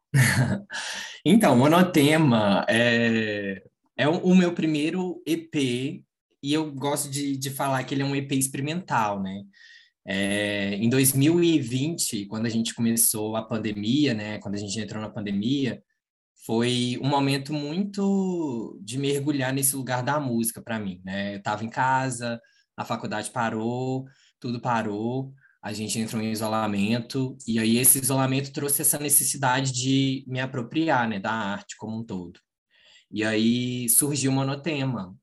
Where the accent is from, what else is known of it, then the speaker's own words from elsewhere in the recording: Manhuaçu, Minas Gerais, Brazil; moved away as an adult; now in Juiz de Fora, Brazil; na minha cidade é, onde nasci